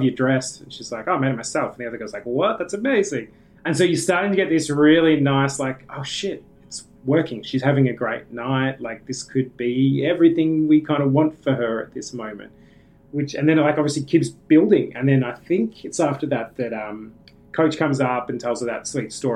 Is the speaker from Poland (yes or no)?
no; Australia; as an Australian